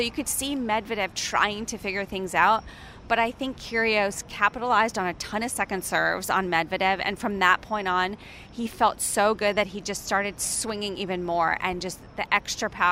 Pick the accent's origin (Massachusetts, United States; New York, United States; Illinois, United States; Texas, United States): Massachusetts, United States; Boston; I grew up with in Boston